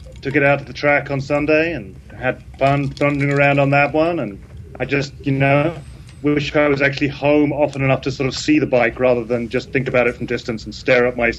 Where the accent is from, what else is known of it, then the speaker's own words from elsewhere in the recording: England, United Kingdom; moved away; I'm English.